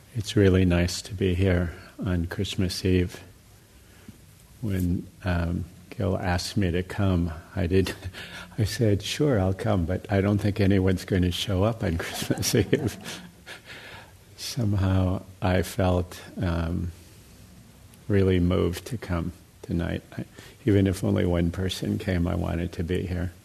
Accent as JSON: {"language": "English", "country": "United States", "tie": "born or raised there", "also_born_or_lived": "Burma", "said": "I grew up here in America, obviously, in, in the West"}